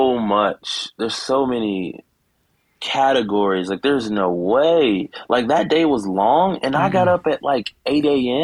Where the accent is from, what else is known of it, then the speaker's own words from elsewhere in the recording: Savannah area, Georgia, United States; I am originally from Savannah, Georgia. Well, I was born in Savannah, but I grew up in a small town right outside of Savannah. It's called Rankin, Georgia